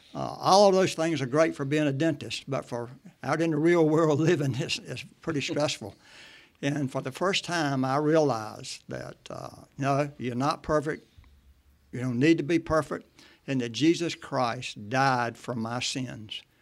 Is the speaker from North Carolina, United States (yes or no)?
yes; Martin County, North Carolina, United States; I'm a Martin County native.